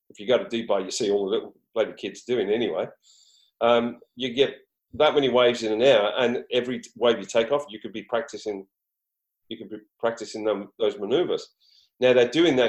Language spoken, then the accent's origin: English; Queensland, Australia; In Queensland, where I'm from